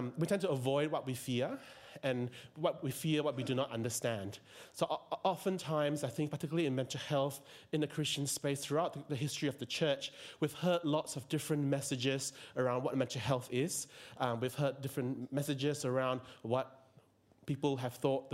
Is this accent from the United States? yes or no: no; George Town, Penang, Malaysia; moved away as an adult; also born or lived in Tasmania, Australia; now in Melbourne, Australia; I'm originally from Malaysia. I was born in Penang